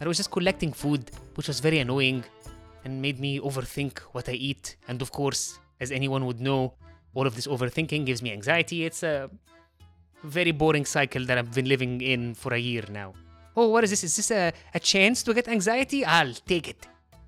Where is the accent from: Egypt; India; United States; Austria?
Egypt; Heliopolis, Cairo Governorate; accent: Egyptian; I've been talking to you in a very distinct Egyptian accent this entire time. Do you wanna take a guess? I thought she meant, which city are you from in Egypt? So I tell her, I'm from Heliopolis.